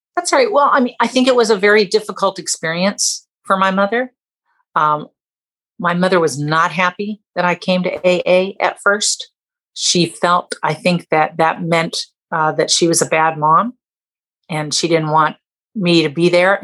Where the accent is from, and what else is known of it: Southern California, United States; born or raised there; also born or lived in Canada